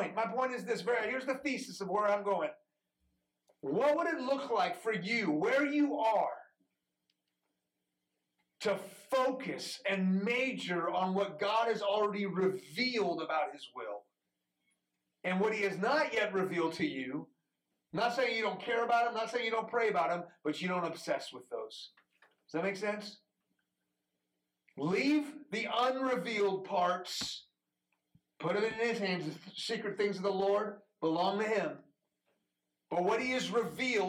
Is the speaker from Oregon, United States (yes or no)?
no; Houston, Texas, United States; first language Farsi; English is a second language; also born or lived in Iran; I grew up in Houston